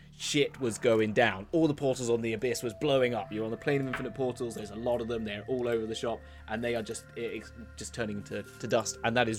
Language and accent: English; United Kingdom; It's just being British